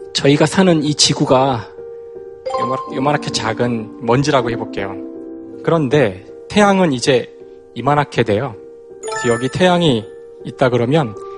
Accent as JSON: {"language": "Korean", "region": "Seoul", "country": "South Korea", "tie": "born or raised there", "said": "고향은 서울이고요."}